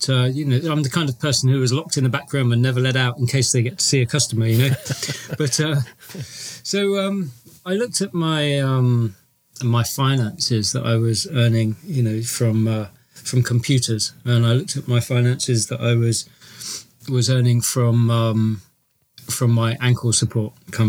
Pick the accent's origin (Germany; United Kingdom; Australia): United Kingdom; England; I'm from England